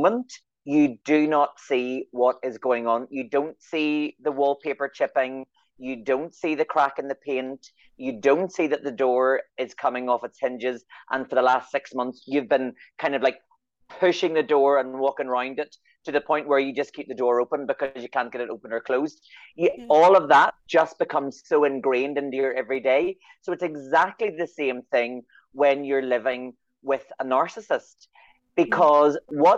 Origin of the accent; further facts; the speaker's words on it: Northern Ireland, United Kingdom; I'm from Northern Ireland